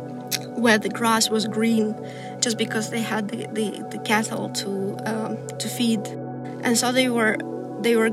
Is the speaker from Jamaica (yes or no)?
no; Almaty, Kazakhstan; now in Los Angeles, United States; I'm from Kazakhstan, so I should start from there. And I was born at the time it was a capital, the big city for Kazakhstan, called Almaty